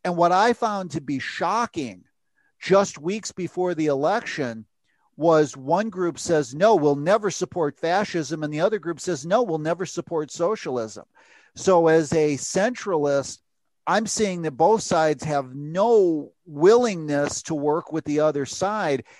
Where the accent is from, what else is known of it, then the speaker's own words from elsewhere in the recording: United States; I am an American freelance uh, reporter